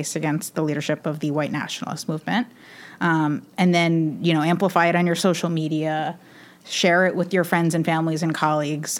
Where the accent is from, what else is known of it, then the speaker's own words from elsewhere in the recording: New York, United States; I'm a New Yorker